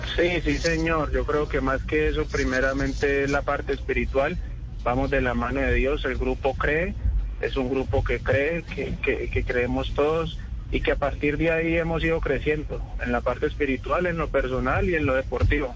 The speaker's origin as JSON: {"language": "Spanish", "town": "Cali", "region": "Valle del Cauca", "country": "Colombia", "tie": "born or raised there", "also_born_or_lived": "Florencia, Caquetá", "said": "Nací, en Florencia Caquetá y me crié de los tres años en la ciudad de Cali"}